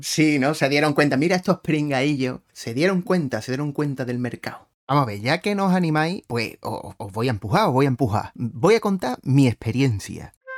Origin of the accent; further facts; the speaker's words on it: Spain; como españoles que somos